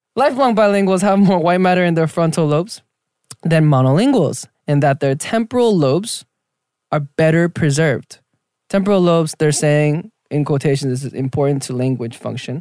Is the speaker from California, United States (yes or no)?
yes; Southern California, United States; also born or lived in Argentina; all Korean kids in South California, Southern California, they go to church